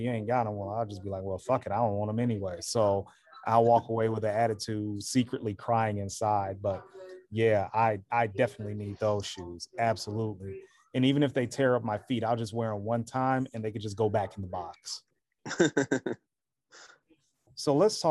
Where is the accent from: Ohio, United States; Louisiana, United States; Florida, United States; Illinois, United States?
Illinois, United States; Chicago; I'm born and raised in Chicago